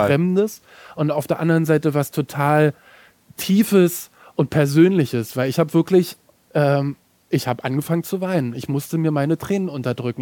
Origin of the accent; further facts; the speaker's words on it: Germany; ich komme aus Deutschland